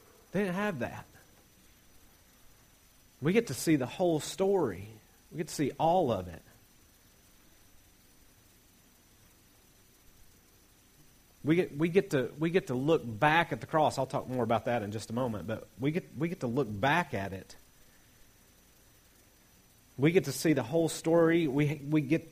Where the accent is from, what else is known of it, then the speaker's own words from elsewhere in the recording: Appalachia, United States; I'm Appalachian American